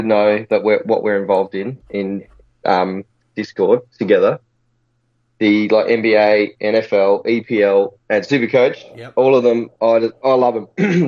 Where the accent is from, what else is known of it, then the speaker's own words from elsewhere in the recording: Adelaide, South Australia, Australia; I'm from Adelaide